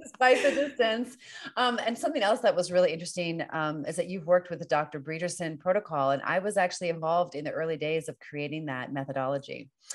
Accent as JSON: {"language": "English", "region": "Northern Virginia", "country": "United States", "moved": "yes", "lives_now": "California, United States", "said": "I'm from Northern Virginia"}